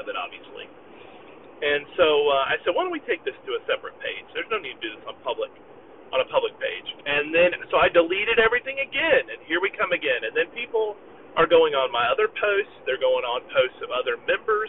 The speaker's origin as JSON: {"language": "English", "region": "Southwest Missouri", "country": "United States", "moved": "yes", "said": "I'm originally from Southwest Missouri."}